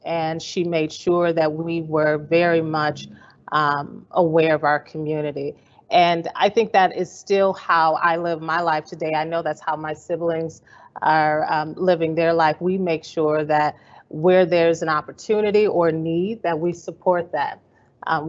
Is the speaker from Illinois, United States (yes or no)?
yes; Evanston, Illinois, United States; I grew up in Evanston, Illinois.